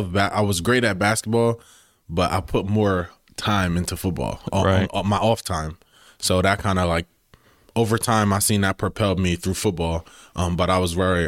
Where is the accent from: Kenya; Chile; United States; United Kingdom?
United States; Wilmington, Delaware; Born and raised in Delaware. Grew up in Wilmington.